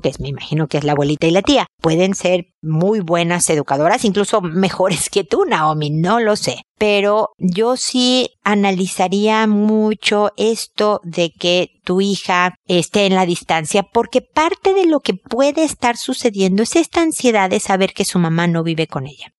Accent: Mexico; como decimos en México

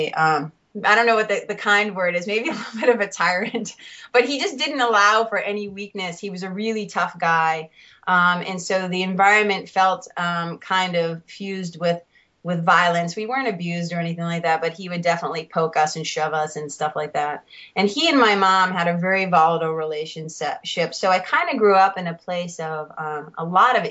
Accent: Lawrence, Massachusetts, United States; I grew up in Lawrence, Mass. Lawrence is about 30 minutes north of Boston.

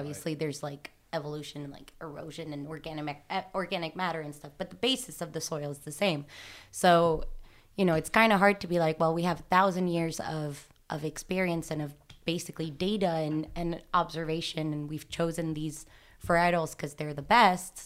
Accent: Nîmes, Occitania, France; moved away; I'm from Nîmes

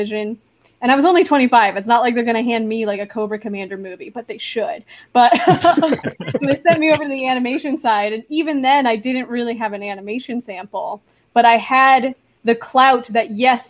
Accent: Los Angeles, California, United States; I'm one of those weirdos who grew up in LA. Like I grew up in the San Fernando Valley and I just never left

